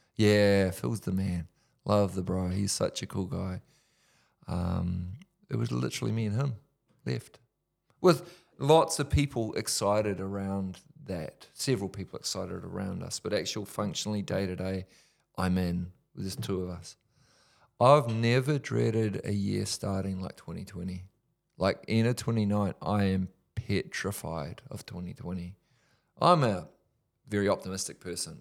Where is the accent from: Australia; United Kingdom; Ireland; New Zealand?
New Zealand; Whanganui, Manawatū-Whanganui; from my hometown, Wanganui